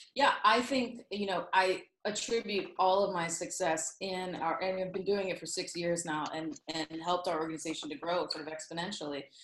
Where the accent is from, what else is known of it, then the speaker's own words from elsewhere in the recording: Southern York County, Pennsylvania, United States; Southern York County is the, probably the most general way I can put it. Um, my that's where I grew up